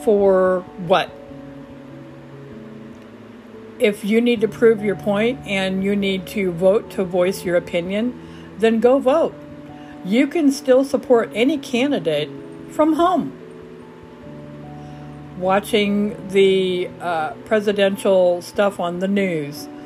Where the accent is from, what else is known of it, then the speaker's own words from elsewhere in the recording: Omaha, Lincoln, Grand Island area, Nebraska, United States; moved away as an adult; now in Huntsville, United States; I am originally from the Omaha, Lincoln, Grand Island area all of my life